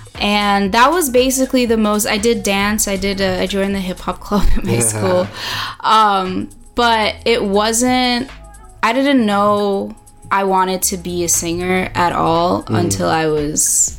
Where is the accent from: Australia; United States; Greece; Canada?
United States; Long Island, New York; also born or lived in Brooklyn; I'm from Long Island, New York. I was born in the city, but I am Long Island at heart, suburban kid. And I moved around a lot, but New York was always home.